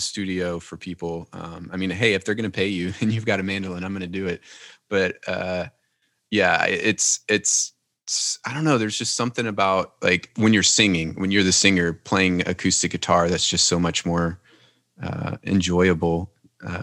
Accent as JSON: {"language": "English", "region": "Louisiana", "country": "United States", "said": "I come from Louisiana"}